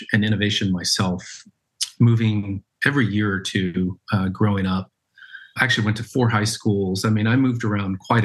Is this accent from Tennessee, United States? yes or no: yes; just outside of Knoxville, Tennessee, United States; I grew up in Tennessee in a town just outside of Knoxville.